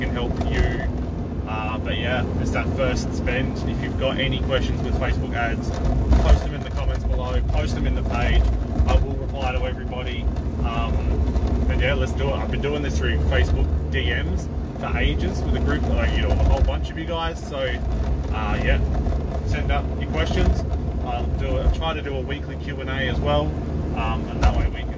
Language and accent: English; Adelaide, South Australia, Australia; I'm from Adelaide, Australia, and I'm a wedding photographer